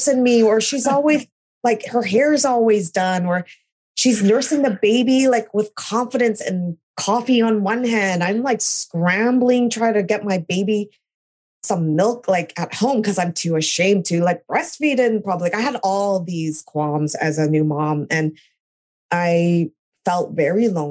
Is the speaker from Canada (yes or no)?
yes; Canada; moved away as an adult; also born or lived in California, United States; now in New York, United States; I'm originally Canadian. I was born in California, but I moved to Canada when I was 2